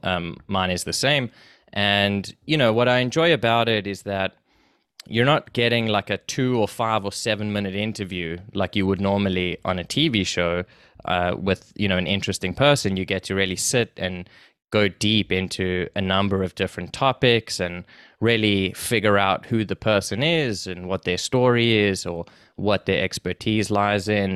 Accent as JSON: {"language": "English", "country": "South Africa", "tie": "born or raised there", "moved": "as an adult", "lives_now": "Canada", "said": "so I was born there, and I went to school there, and I did everything, and, um, I moved to Canada with my family when I was about nineteen or so."}